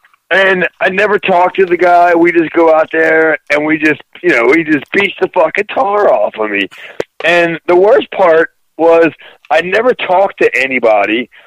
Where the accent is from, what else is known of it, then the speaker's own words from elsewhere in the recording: East Coast, United States; I was from the East Coast